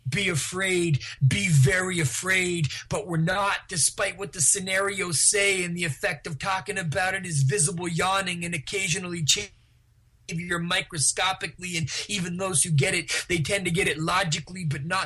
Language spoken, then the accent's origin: English; Vancouver, British Columbia, Canada; also born or lived in New Westminster; I grew up in New Westminster and in East Vancouver